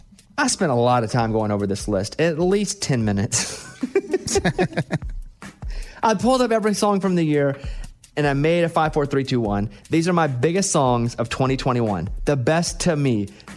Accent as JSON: {"language": "English", "town": "Mountain Pine", "region": "Arkansas", "country": "United States", "tie": "born or raised there", "said": "I grew up in a really small town. I'm from Mountain Pine, Arkansas. Population 772. And most of my hometown is still somewhere in that area"}